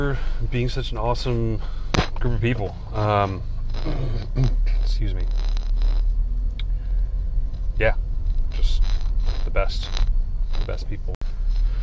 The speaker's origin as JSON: {"language": "English", "region": "New Jersey", "country": "United States", "tie": "born or raised there", "said": "We're both from New Jersey, or both went to high school in New Jersey"}